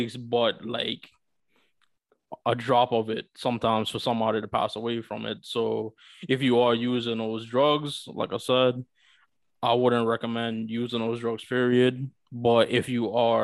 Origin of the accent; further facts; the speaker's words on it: New York, United States; a fellow New Yorker